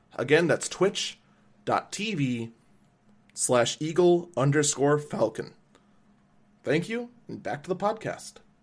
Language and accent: English; Wauwatosa, Wisconsin, United States; here in my hometown of Wauwatosa